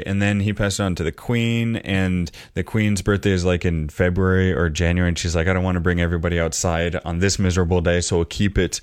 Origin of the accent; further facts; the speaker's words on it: Edmonds, Washington, United States; so I always say I'm from Seattle, but as you remember, I'm actually living in from Edmonds, you know, just a suburb just 20 minutes away.